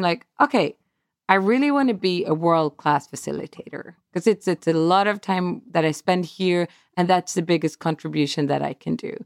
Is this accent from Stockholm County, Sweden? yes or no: yes; Stockholm, Stockholm County, Sweden; moved away as an adult; now in Atlanta, United States; my hometown, our hometown, Stockholm.